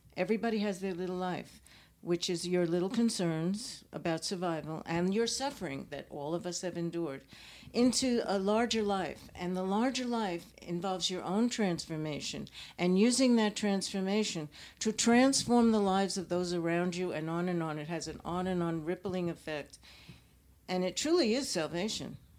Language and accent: English; Los Angeles, California, United States; I come from Los Angeles